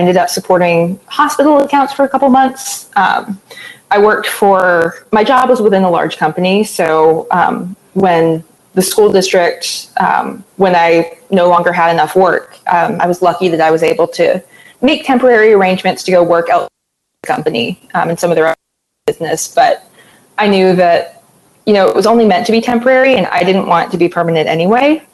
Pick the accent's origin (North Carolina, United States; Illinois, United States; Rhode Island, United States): North Carolina, United States; moved away as an adult; now in Knoxville, United States; I'm originally from North Carolina, so I was interested in moving back home